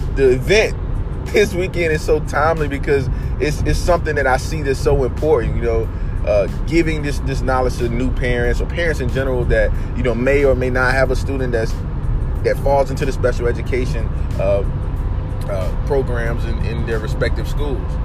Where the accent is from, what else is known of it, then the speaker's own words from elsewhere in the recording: Oak City, North Carolina, United States; my hometown of Oak City, North Carolina